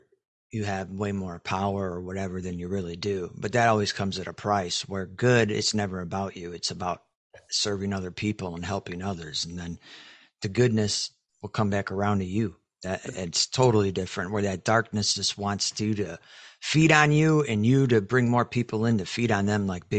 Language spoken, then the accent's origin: English; Chicago, Illinois, United States; now in Texas, United States; Now I'm in Texas, so I'm lucky, but I came from Chicago, which is totally different.